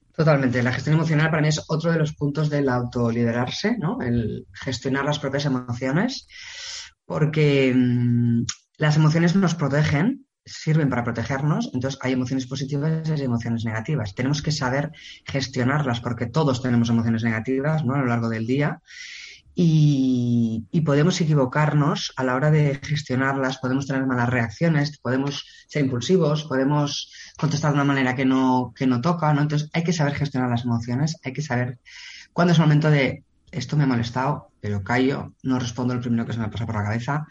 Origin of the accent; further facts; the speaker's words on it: Barcelona, Catalonia, Spain; yo soy de Barcelona